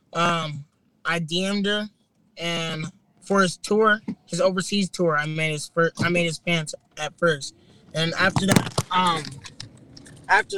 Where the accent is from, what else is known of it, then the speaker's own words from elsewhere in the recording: Inland Empire, California, United States; I'm from the Inland Empire